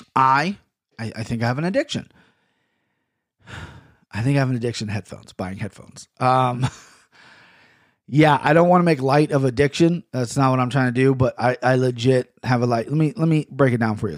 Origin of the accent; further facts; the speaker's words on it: United States; I'm an American, I'm red, white, and blue